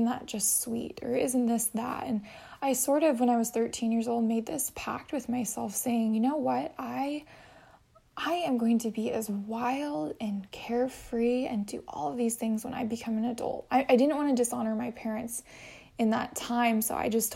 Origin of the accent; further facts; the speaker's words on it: Boise, Idaho, United States; moved away as an adult; also born or lived in Chicago / Hawaii; now in San Diego, United States; I was born in Boise, Idaho